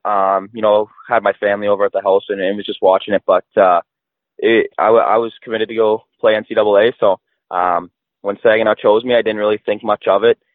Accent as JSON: {"language": "English", "town": "Whitby", "region": "Ontario", "country": "Canada", "said": "I'm from Whitby, Ontario. Um, it's a smaller town just east of Toronto"}